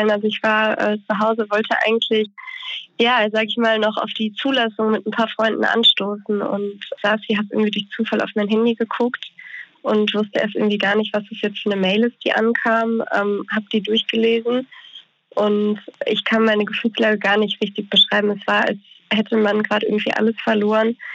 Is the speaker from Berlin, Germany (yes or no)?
no; Bonn, North Rhine-Westphalia, Germany; also ich komme aus Bonn